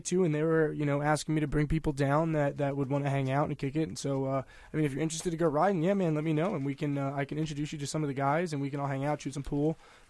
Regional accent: Media, Pennsylvania, United States; now in Colorado, United States; I'm from, like, Delaware County. Media.

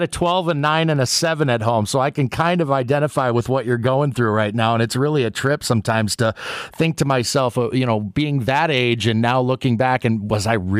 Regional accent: Minneapolis, Minnesota, United States; my hometown of Minneapolis

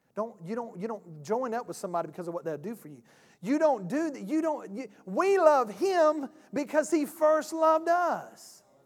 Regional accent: South Georgia, United States; I am from South Georgia. I'm country.

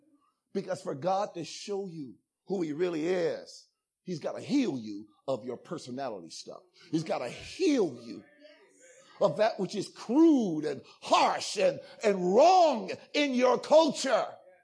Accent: Ghana; I'm also Ghanaian, by the way, so, y'all calm down.

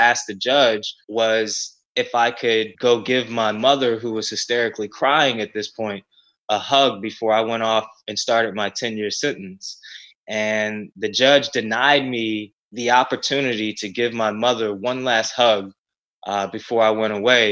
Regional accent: Ferguson, Missouri, United States; Growing up in Ferguson, Missouri, in the North St. Louis area

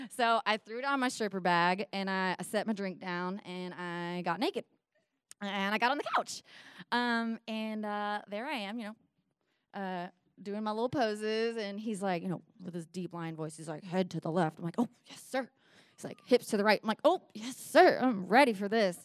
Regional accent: Nashville, Tennessee, United States; We're in my hometown of Nashville, Tennessee

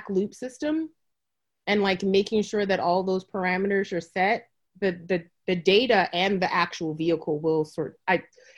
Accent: Jamaica; growing up in Jamaica, like you just go and find the bush that your grandma tells you about

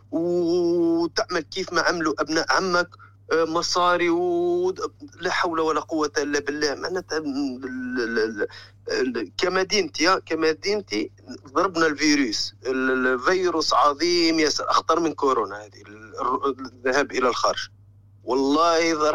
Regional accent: Zarzis, Medenine, Tunisia; اسمها جرجيس هي المدينه هذه اكثر ناس يخرجوا للخارج قوارب الموت تخرج منها كل يوم

